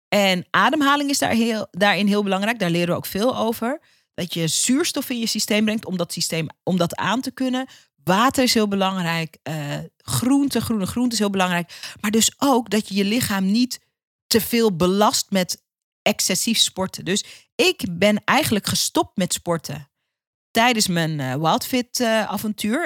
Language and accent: Dutch; Suriname; de Caribische cultuur waar ik uitkom als Surinaamse.